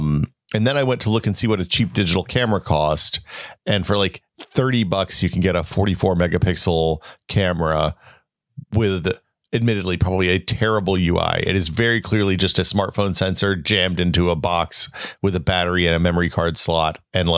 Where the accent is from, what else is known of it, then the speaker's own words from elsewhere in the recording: the South, United States; moved away; growing up in the South